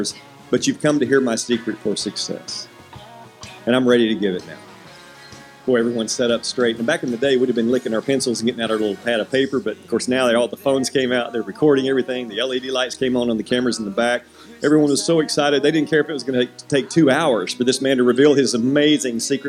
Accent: Hendersonville, United States; I'm from Hendersonville

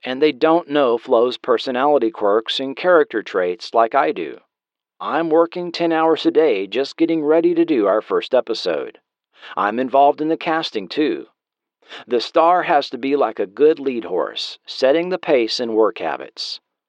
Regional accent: Alabama, United States; I used a lot of my growing up in Alabama. I knew a lot of women like her.

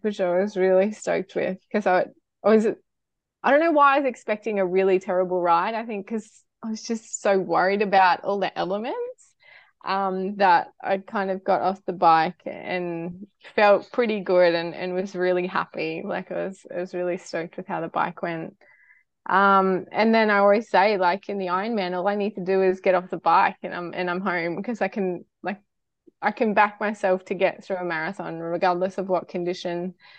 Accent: Cairns, Queensland, Australia; I'm, I'm from Cairns, far north Queensland girl.

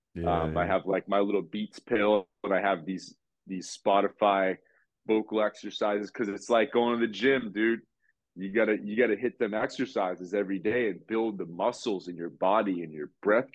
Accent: Nashua, New Hampshire, United States; now in New York, United States; I grew up in Nashua, New Hampshire, which is like a small

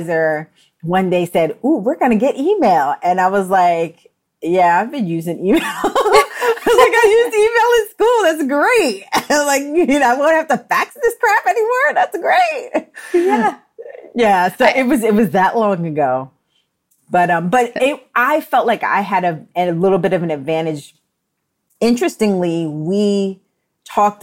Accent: New York, United States; moved away as an adult; also born or lived in Delaware; I'm from New York, they assumed that I went to FIT. But I wanted to just get out of New York

